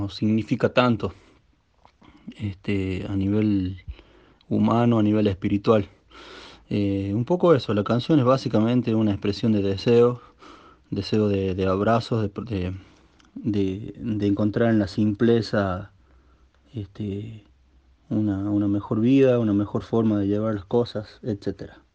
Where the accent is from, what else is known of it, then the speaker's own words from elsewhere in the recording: La Rioja, Argentina; el lugar de donde yo vengo